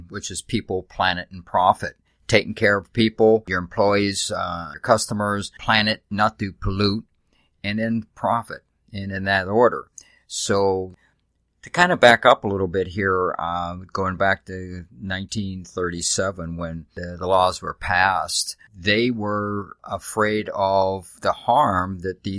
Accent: Pittsburgh, Pennsylvania, United States; moved away; I came from Pittsburgh, Pennsylvania. I grew up there with the steel industry

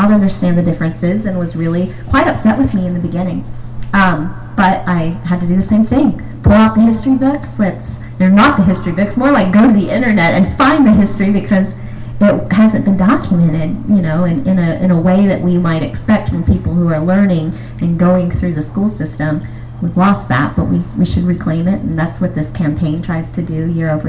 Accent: Tennessee, United States; now in Phoenix, United States; I'm originally from Tennessee, but now living in Phoenix, Arizona

